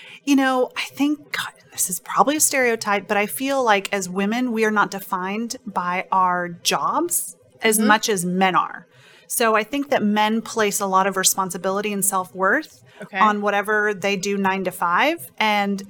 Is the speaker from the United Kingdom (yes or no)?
no; Peru; moved away; I'm originally from Peru